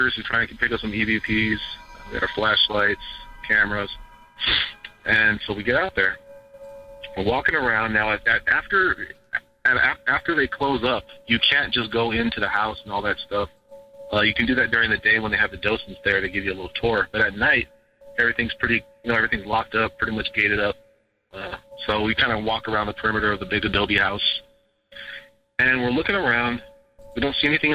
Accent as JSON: {"language": "English", "area": "Ventura County", "region": "California", "country": "United States", "tie": "born or raised there", "said": "I was born and raised out here in the Ventura County area"}